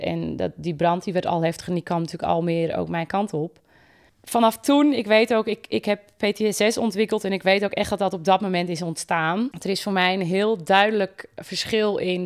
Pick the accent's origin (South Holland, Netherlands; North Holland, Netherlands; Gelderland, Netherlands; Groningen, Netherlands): North Holland, Netherlands; Volendam; bij ons in Volendam